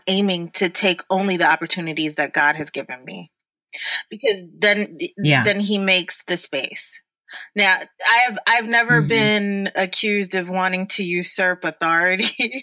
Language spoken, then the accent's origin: English; New York City, New York, United States; now in Dallas, United States; I grew up in the Bronx, and my church is Calvary Baptist Church.